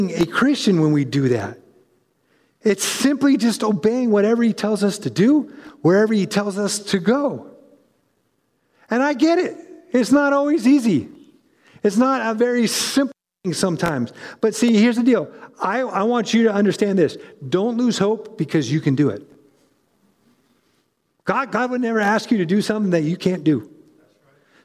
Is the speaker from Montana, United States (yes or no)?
no; California, United States; moved away as an adult; also born or lived in North Carolina; I was born and raised in California